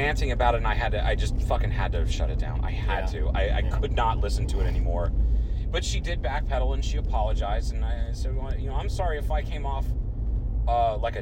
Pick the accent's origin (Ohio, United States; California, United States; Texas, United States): Ohio, United States; Troy; my hometown, Troy, Ohio